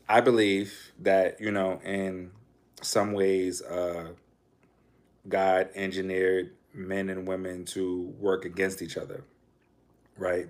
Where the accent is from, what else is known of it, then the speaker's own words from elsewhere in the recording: New York City, New York, United States; I'm from Harlem